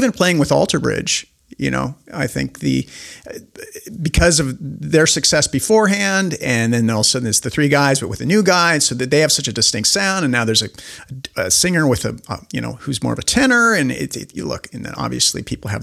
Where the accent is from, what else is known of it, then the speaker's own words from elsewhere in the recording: Spokane, Washington, United States; I'm this dork from Spokane, Washington.